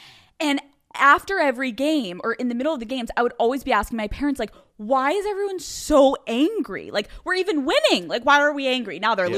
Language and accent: English; Philadelphia, Pennsylvania, United States; I'm from Philadelphia